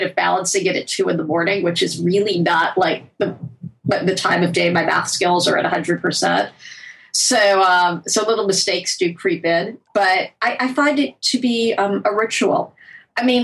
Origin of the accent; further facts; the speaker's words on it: United States; I am American. I live in our culture